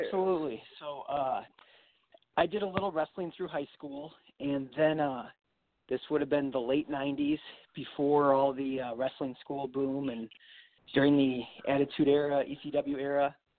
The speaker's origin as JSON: {"language": "English", "town": "Grayslake", "region": "Illinois", "country": "United States", "tie": "born or raised there", "also_born_or_lived": "Paulsboro, New Jersey", "said": "I came back uh, right here in Illinois, where my hometown is, uh, Grays Lake"}